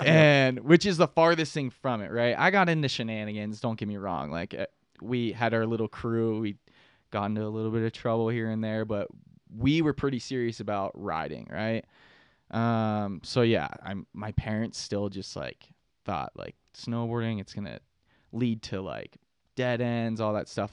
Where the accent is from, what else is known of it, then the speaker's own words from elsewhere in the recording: Pittsburgh, Pennsylvania, United States; moved away as an adult; also born or lived in Utah; I'm from Pittsburgh, Pennsylvania. Uh, grew up there, rode Seven Springs uh, I was about 18